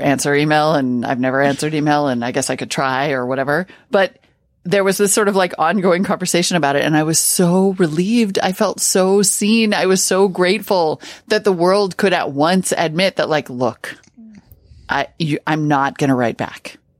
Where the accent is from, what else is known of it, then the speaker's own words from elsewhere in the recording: Montana, United States; when I was a kid growing up in Montana